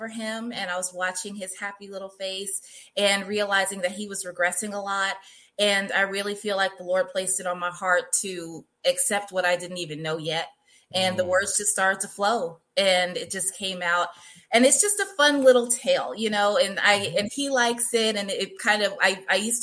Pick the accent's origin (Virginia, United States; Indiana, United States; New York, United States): New York, United States; New York City; now in San Diego, United States; I'm originally from Queens, New York. I now live out here with my family in San Diego, California.